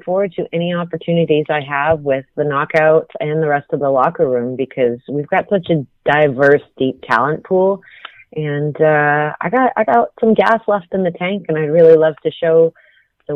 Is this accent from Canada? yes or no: yes; Canada; I grew up in Canada